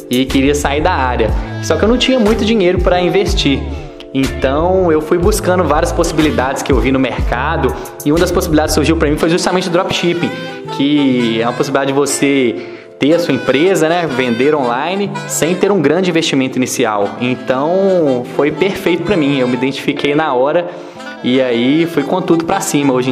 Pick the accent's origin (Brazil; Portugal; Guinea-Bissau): Brazil; Ponte Nova, Minas Gerais; now in Belo Horizonte, Brazil; eu tenho 24 anos e sou natural de Ponte Nova. Atualmente eu estou morando em Belo Horizonte